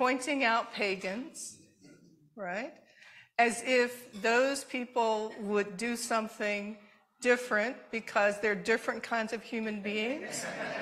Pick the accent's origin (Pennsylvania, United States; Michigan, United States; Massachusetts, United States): Michigan, United States; Detroit; I grew up in Detroit, but my mother was from Alabama, and my father was from Mississippi